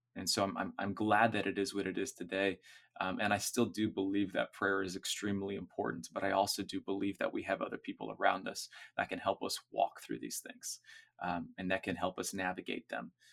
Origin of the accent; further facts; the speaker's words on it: Orlando, Florida, United States; I grew up in Orlando.